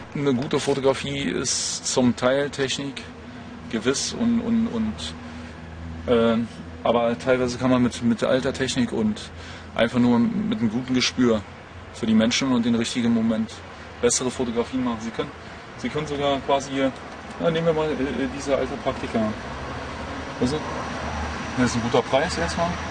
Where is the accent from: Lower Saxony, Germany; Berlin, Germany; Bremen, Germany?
Berlin, Germany; Ich bin in Berlin groß geworden im Tiergarten